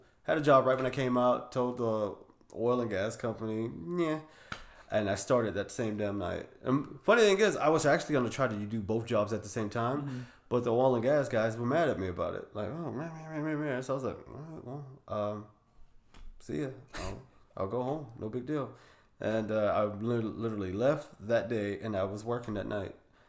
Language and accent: English; Texas City, Texas, United States; also born or lived in Houston; Oh man, born and raised in Texas City, Texas, lived around in Houston.